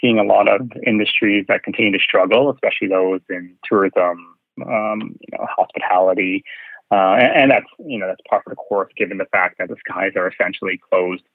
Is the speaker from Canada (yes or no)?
yes; Winnipeg, Manitoba, Canada; moved away as an adult; also born or lived in Calgary; now in Vancouver, Canada; I'm actually from the Prairies, from Winnipeg. So that's where I was kind of born and raised